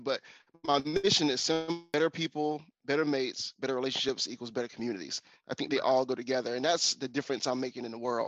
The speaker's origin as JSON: {"language": "English", "region": "the South", "country": "United States", "tie": "born or raised there", "said": "I grew up in the South"}